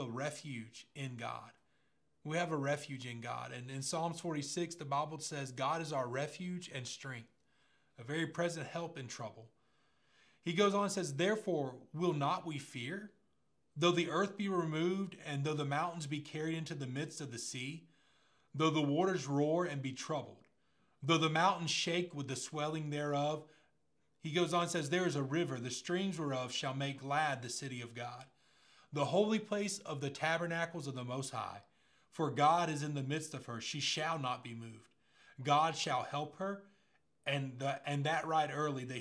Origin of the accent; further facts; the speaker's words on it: Pace, Florida, United States; I remember growing up in Pace and the area I grew up in, everybody wanted a truck at 16, right? We were just a bunch of country kids